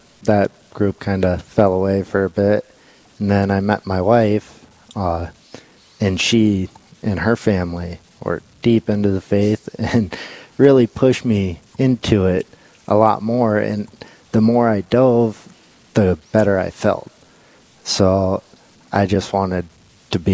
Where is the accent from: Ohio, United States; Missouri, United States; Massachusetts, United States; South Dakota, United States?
South Dakota, United States; Belle Fourche; I grew up here in the Black Hills, Belfouche originally